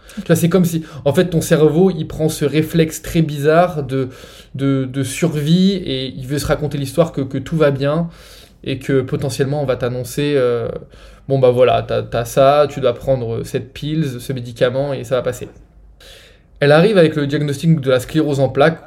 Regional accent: France; moved away as an adult; j'ai grandi, euh, j'ai grandi en France, hein. ça fait 7 ans que j'ai quitté la France maintenant

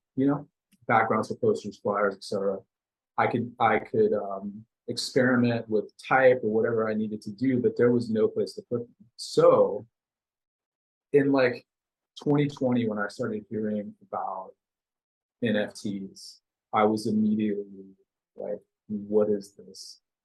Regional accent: Denton, Texas, United States; I grew up in a town called Denton, north of Dallas

